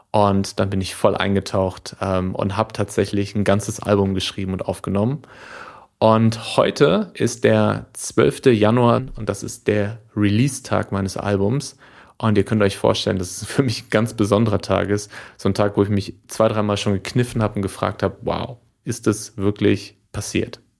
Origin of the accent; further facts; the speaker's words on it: Lippstadt, North Rhine-Westphalia, Germany; nach Lippstadt zu kommen, die Stadt, äh, in der ich lange gelebt habe, in der ich geboren bin, in der ich viele Freunde habe und Familie.